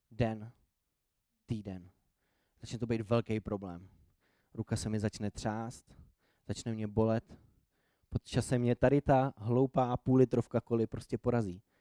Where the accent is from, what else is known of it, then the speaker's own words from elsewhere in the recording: Prague, Czechia; born there; also born or lived in Nymburk; já nejsem původem úplně z Prahy, nebo narodil jsem se v Praze, ale pak jsem řadu let bydlel úplně jinde